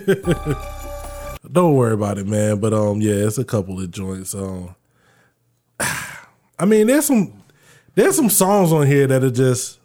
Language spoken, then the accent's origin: English; Florida, United States; I was growing up in Florida at the time